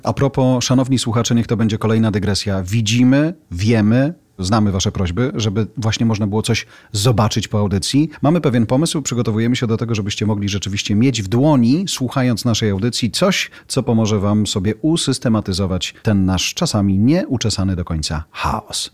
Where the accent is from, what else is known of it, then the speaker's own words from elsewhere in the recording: Poland; wszyscy my z Polski